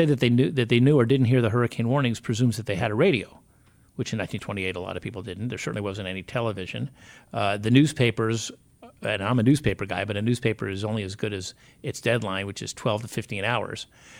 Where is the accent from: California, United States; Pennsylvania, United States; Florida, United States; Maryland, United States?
Florida, United States; South; Growing up in South Florida and having actually gone through some hurricanes as a child